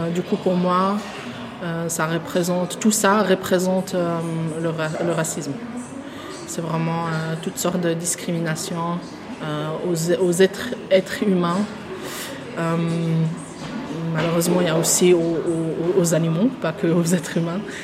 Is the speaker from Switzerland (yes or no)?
yes; Switzerland; also born or lived in Tunisia; Je me vois en tant que Suisse parce que je, je suis vécue en Suisse, c'est le pays où j'ai ouvert mes yeux